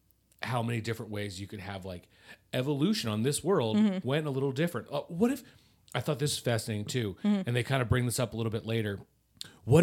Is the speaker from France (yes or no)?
yes; France; I am French.